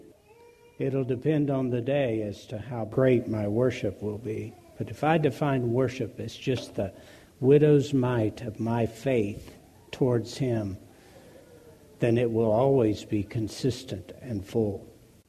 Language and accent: English; United States; we as Americans, particularly as American Christians